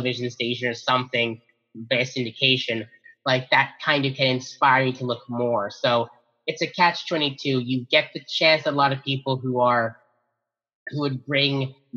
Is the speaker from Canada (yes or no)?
yes; Mississauga, Ontario, Canada; my hometown of Mississauga, Ontario